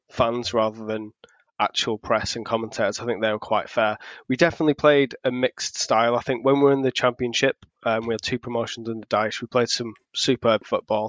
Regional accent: Accrington, North West England, United Kingdom; moved away; I am from originally a small town called Accrington

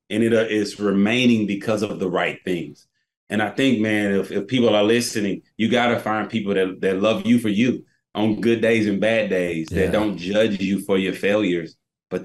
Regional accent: Tennessee, United States; now in Charlotte, United States; I'm from Tennessee.

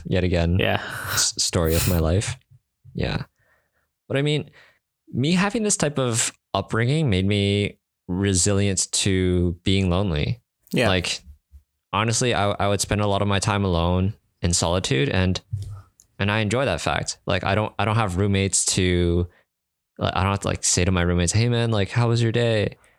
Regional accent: Canada; I'm from Canada.

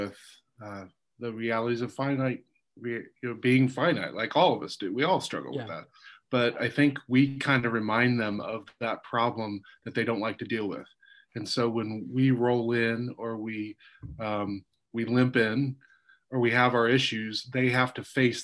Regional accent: Kansas, United States; moved away; also born or lived in New Jersey; I'm from Kansas

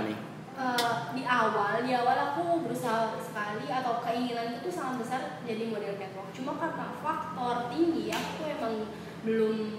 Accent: Sumbawa Besar, West Nusa Tenggara, Indonesia; Aku aslinya Sumbawa Besar, Nusa Tenggara Barat.

